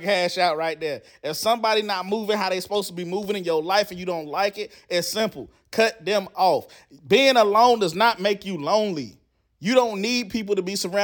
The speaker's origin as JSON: {"language": "English", "town": "Charlotte", "region": "North Carolina", "country": "United States", "tie": "born or raised there", "said": "the street on Betty's Ford and Grizz Grove, where I grew up in Charlotte"}